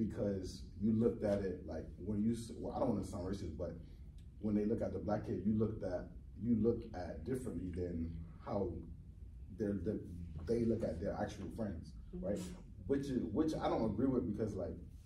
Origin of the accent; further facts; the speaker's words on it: Miami, Florida, United States; moved away as an adult; I'm from Florida. I'm from Miami, Florida.